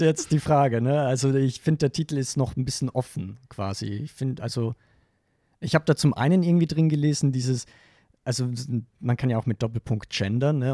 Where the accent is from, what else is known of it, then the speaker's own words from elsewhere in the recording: western Austria, Austria; ich komme aus Westösterreich